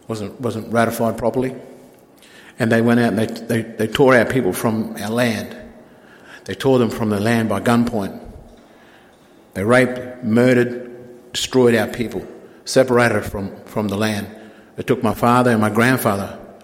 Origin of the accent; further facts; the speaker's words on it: Galilee Basin, Queensland, Australia; we're from the Galilee Basin.